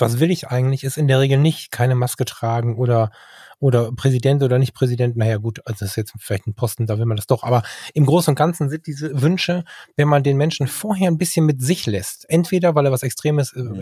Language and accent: German; Ruhr area, North Rhine-Westphalia, Germany; bei uns im Ruhrgebiet an der Bude